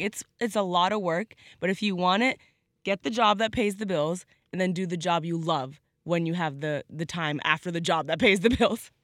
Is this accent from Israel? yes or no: no; Canada